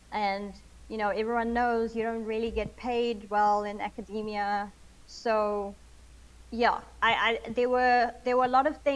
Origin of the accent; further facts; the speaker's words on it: South Africa; growing up in South Africa, there's a lot of pressure to get a job that pays after you finish um, university